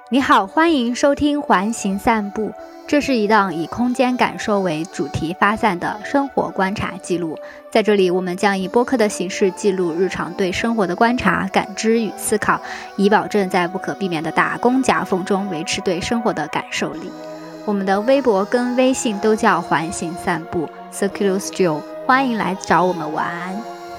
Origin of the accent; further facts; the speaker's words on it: Hunan, China; 我们湖南人家